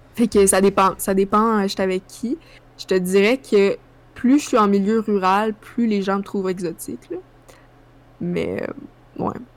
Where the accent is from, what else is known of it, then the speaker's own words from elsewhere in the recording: Sherbrooke, Quebec, Canada; quand j'étais petite à Sherbrooke